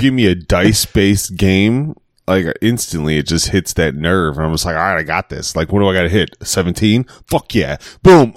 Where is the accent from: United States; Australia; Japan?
United States; Chicago, Illinois; I'm from Chicago